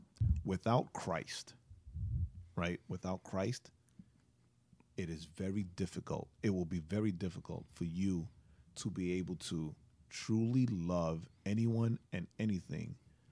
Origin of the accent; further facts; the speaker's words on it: New York, United States; I'm a New Yorker, right? Get out of here.